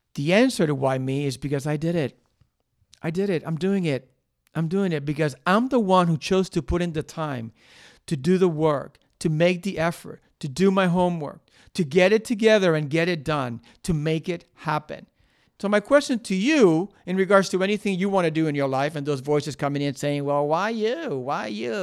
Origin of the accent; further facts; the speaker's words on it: Cuba; also born or lived in Miami, United States; now in United States; I was born in Cuba. There was a lot of shit going on in my childhood. Then I came to the United States. I went to Miami